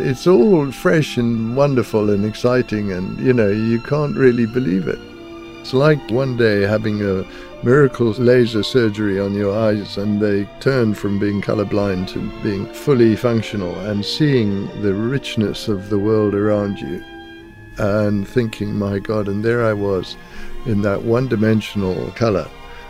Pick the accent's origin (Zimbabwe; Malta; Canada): Zimbabwe; I come from Zimbabwe, and I went to school there.